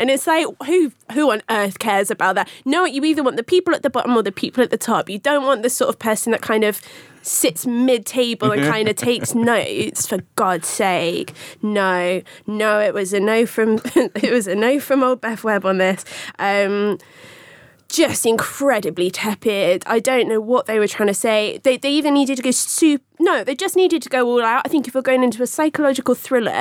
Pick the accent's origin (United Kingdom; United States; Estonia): United Kingdom; Swindon, South West England; I'm from Swindon.